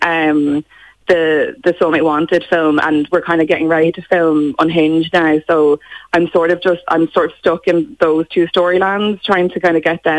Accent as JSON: {"language": "English", "town": "Gorey", "region": "County Wexford", "country": "Ireland", "tie": "born or raised there", "said": "So, yeah, born and bred. I went to school there as well"}